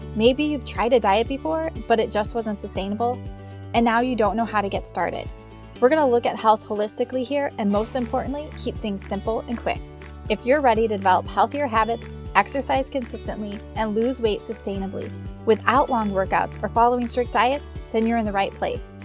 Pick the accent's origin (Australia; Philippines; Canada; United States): United States; Midwest; moved away as an adult; now in Arizona, United States; We're from the Midwest